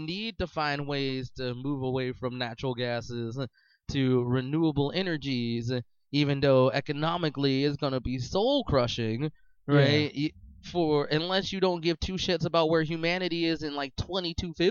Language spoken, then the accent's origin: English; Philadelphia, Pennsylvania, United States; I'm from Philadelphia